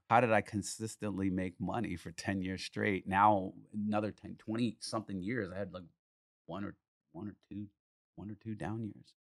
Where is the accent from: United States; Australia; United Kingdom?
United States; as an American